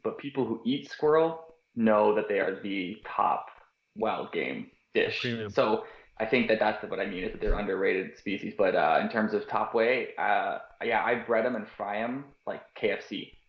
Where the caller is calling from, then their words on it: St. John's, Newfoundland and Labrador, Canada; I'm in St. John's, Newfoundland. Yeah, so furthest east we can go, and on that additional half hour time zone that we have out here.